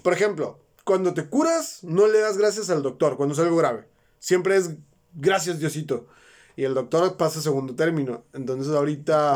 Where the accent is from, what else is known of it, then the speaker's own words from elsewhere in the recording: Mexico; Nosotros como mexicanos somos católicos